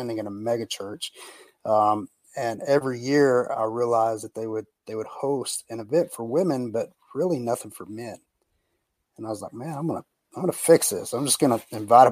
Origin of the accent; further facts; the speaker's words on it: Brownwood, Texas, United States; also born or lived in North Carolina / Austin, Texas; I was born and raised in Texas. A little town called Brownwood is to be exact, where I was raised.